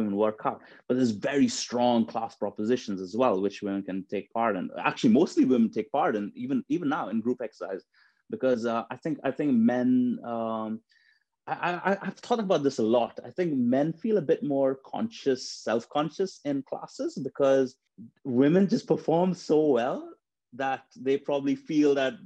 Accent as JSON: {"language": "English", "region": "Dubai", "country": "United Arab Emirates", "tie": "born or raised there", "moved": "yes", "lives_now": "United Kingdom", "said": "when I was growing up in Dubai, I grew up in a family where fitness and health and fitness and exercising was actually frowned upon"}